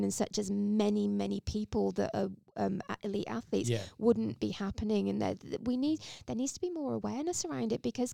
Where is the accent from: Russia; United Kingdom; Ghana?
United Kingdom; England; now in Australia; As an English person that came to Australia